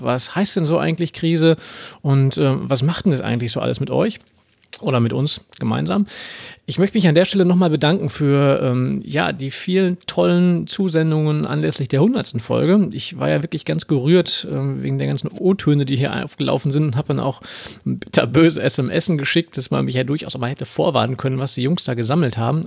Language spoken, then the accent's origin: German; Ruhr area, North Rhine-Westphalia, Germany; als Ruri